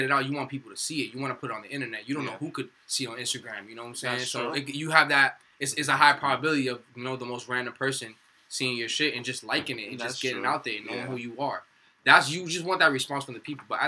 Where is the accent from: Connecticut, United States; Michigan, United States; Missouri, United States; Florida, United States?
Florida, United States; Miami; moved away as an adult; also born or lived in Palm Beach County; now in New Jersey, United States; I'm from Miami